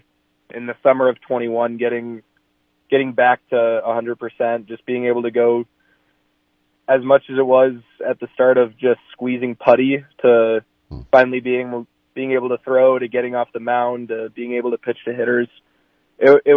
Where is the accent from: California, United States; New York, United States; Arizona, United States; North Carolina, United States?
Arizona, United States; Phoenix; also born or lived in Glendale, Arizona; I was born in Phoenix, Arizona, so Cactus Run Little League, and I think it was Glendale, Arizona